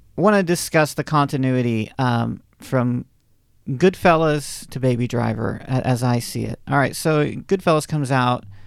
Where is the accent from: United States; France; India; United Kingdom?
United States; the South; I'm a Southerner, um, by upbringing